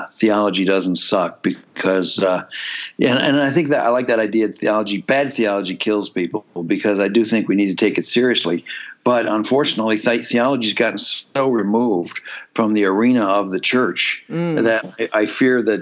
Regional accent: Hamilton, Ontario, Canada; moved away; even in Hamilton, Ontario

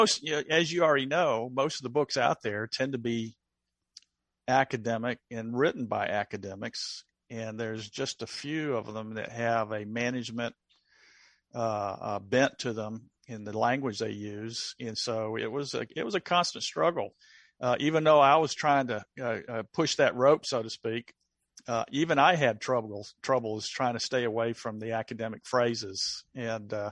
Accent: the South, United States; accent: Southern; my Southern accent

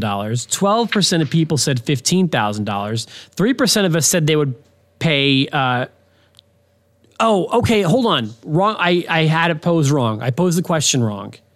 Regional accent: Philadelphia, Pennsylvania, United States; moved away; I'm from Philadelphia

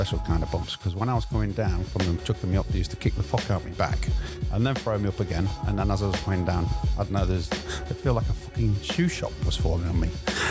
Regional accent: Grimsby, Yorkshire and the Humber, United Kingdom; born or raised there; moved away as an adult; now in London, United Kingdom

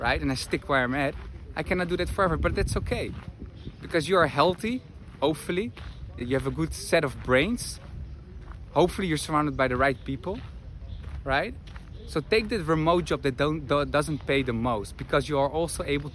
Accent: Netherlands; moved away as an adult; also born or lived in Madrid; I'm from the Netherlands, currently live in Madrid 5 months a year and travel the world

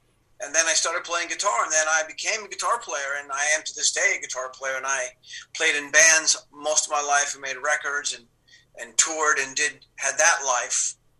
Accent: Cuba; and you know, we came from Cuba. We didn't have a lot.

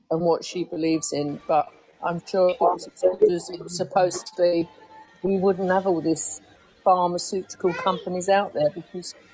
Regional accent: England, United Kingdom; it's not because I'm English

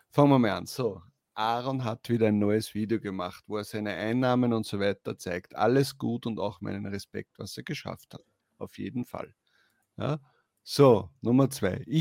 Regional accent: Upper Austria, Austria; Zumindest bei uns in Oberösterreich, vielleicht in Wien nicht so.

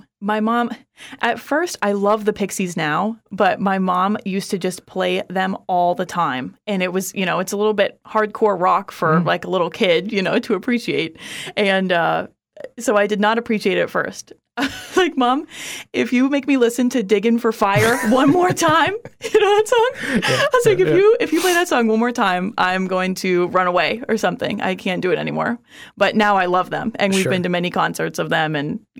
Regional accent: Orlando, Florida, United States; born there; But I was born in Orlando.

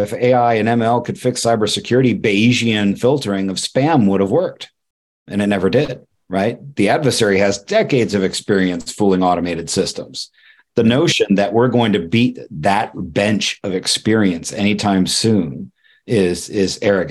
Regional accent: Ireland; And I'm Irish, so I'm overly cynical and jaded

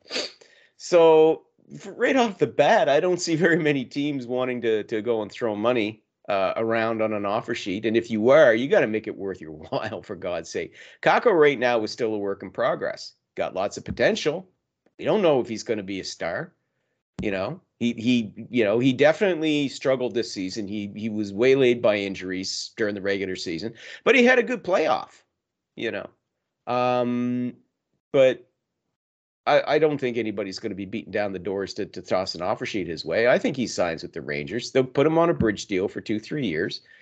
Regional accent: Canada; I'm Canadian

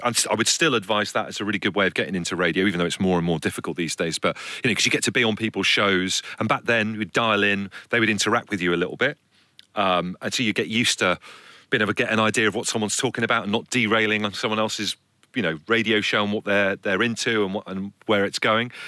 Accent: Brixham, South West England, United Kingdom; moved away; also born or lived in Liverpool; So my parents had an old people's home for my entire time growing up down in Brixham in Devon.

